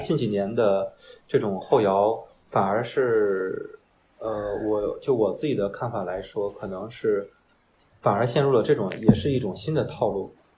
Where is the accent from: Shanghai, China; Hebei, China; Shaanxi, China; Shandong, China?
Shandong, China; Qingdao; 我是大学毕业之后工作来的青岛，我是潍坊的。我是工作调度吧，嗯，我是老家是淄博嗯，来青岛有三四年吧